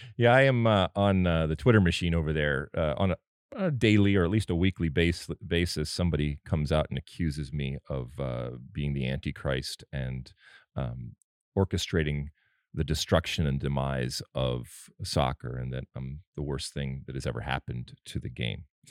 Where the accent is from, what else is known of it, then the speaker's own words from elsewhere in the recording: Michigan, United States; moved away; I grew up in Michigan